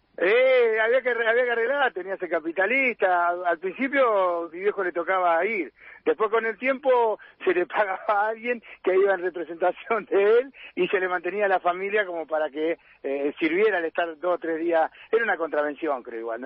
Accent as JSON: {"language": "Spanish", "region": "Buenos Aires", "country": "Argentina", "moved": "yes", "lives_now": "Rosario, Argentina", "said": "Soy de Buenos Aires, soy de, de capital"}